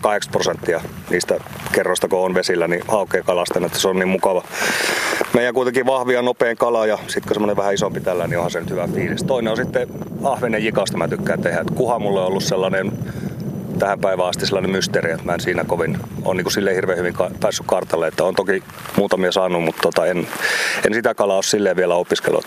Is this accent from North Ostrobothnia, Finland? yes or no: yes; Oulu, North Ostrobothnia, Finland; lapsena Oulussa aikoinaan